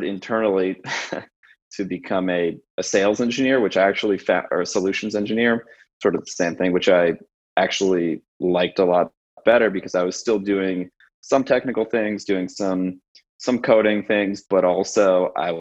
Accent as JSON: {"language": "English", "town": "San Francisco", "region": "California", "country": "United States", "tie": "born or raised there", "also_born_or_lived": "New York City", "moved": "as an adult", "said": "I grew up in San Francisco"}